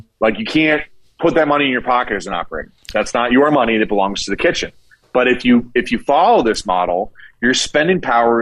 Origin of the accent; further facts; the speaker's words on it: Northeast, United States; moved away; I'm from the Northeast and we call everybody guys